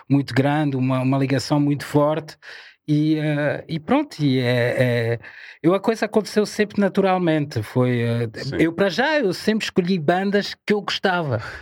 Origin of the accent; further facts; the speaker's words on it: Paris, Île-de-France, France; Portuguese is a second language; also born or lived in Ivory Coast; now in Portugal; Eu cresci francesa? em Paris. Okay. Cresci em Paris.